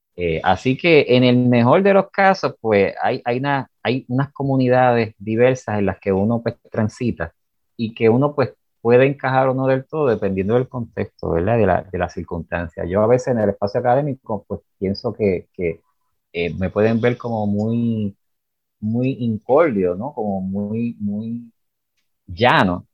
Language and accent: Spanish; Arecibo, Puerto Rico; now in Utuado, Puerto Rico; como yo me crié en Arecibo y después entonces eh, pasé a Utuado